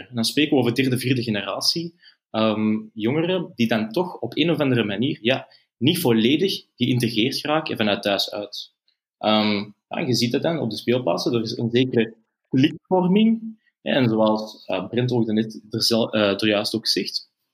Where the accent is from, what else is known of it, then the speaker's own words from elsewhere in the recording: Antwerp, Flanders, Belgium; ik ben zelf van Antwerpen